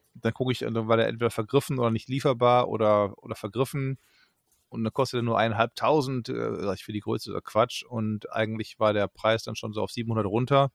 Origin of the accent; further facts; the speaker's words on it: Germany; wir kennen als Deutsche die Aussprache sofort mit der Muttermilch